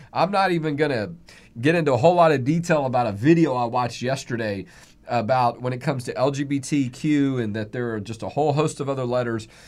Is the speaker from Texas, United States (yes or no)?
yes; Texas, United States; I'm fifth generation Texan